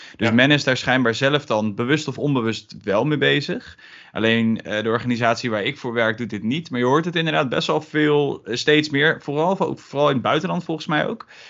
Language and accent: Dutch; Gelderland, Netherlands; komend uit Gelderland